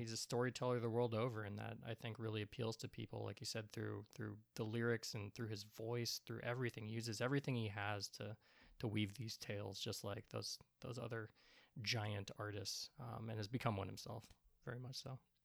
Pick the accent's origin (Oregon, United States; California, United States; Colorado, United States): Oregon, United States; Portland; I am a not a Portland, Oregon native, but I've been here forever. Um, I, I grew up in and around Portland, Oregon